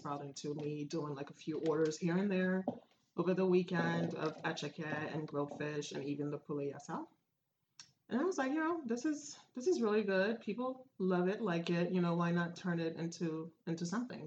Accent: Côte d’Ivoire; moved away as an adult; now in United States; I was born and raised in Cote d'Ivoire, which is in West Africa

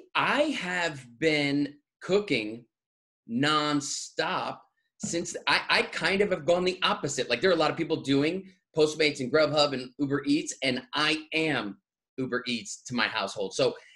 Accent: East Coast, United States; moved away as an adult; also born or lived in Boston; I'm from the East Coast

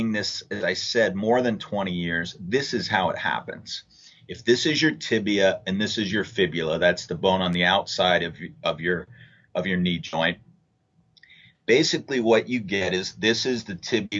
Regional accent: Cincinnati, Ohio, United States; I'm from Cincinnati

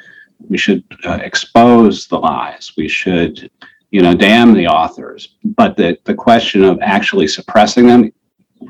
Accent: Denver, Colorado, United States; also born or lived in Cleveland, Ohio; I was actually born in Cleveland. My father's career was started there, and we moved to Denver when I was about 7.

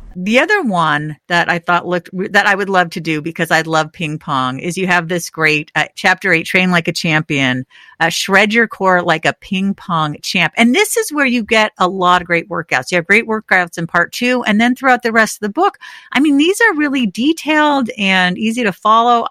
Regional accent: Northern California, United States; moved away; I grew up in Northern

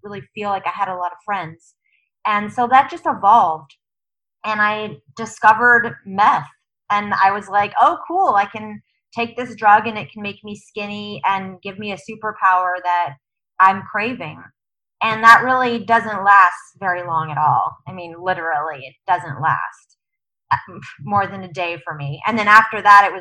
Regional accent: San Diego, California, United States; I grew up in San Diego, only child

